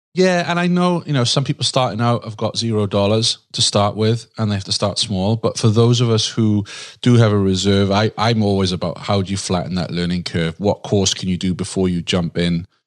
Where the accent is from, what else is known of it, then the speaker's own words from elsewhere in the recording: Wales, United Kingdom; now in United States; I'm from Wales, but I live in the U S